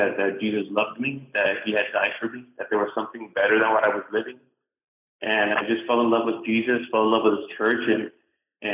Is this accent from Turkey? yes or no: no; Puerto Rico; moved away as an adult; now in United States; I was born and raised in Puerto Rico